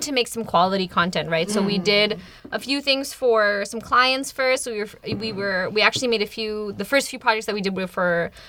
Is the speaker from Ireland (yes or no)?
no; Indonesia; moved away; I grew up in Indonesia, so I decided to go back to Indonesia.